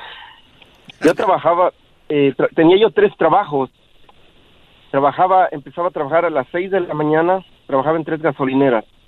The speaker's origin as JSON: {"language": "Spanish", "country": "Mexico", "said": "yo soy de México"}